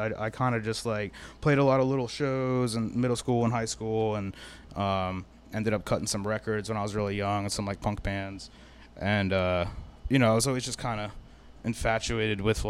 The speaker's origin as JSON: {"language": "English", "town": "Fort Lauderdale", "region": "Florida", "country": "United States", "tie": "born or raised there", "also_born_or_lived": "Salem County, New Jersey / Orlando, Florida", "said": "I grew up in South Florida"}